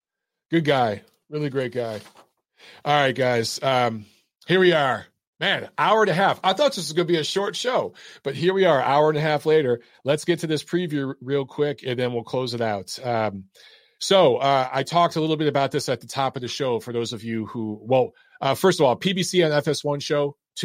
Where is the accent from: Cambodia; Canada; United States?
United States; I love my country. I'm American. I'm proud of it.